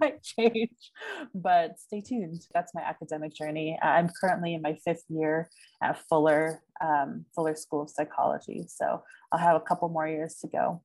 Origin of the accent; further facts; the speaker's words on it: San Bernardino, California, United States; moved away as an adult; now in Pasadena, United States; I am currently living in the Pasadena area, although I'm originally from San Bernardino. So, shout out to my Inland Empire and 909ers. so, yes, SoCal born and raised.